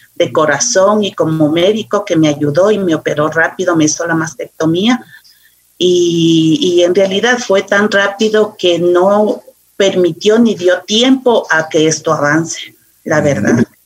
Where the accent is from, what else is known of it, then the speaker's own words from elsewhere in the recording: Quito, Pichincha, Ecuador; aquí en Quito, soy muy quiteña